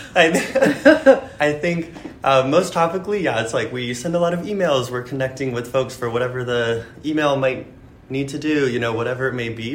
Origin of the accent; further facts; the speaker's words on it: Naples, Florida, United States; now in New York City, United States; I grew up in Naples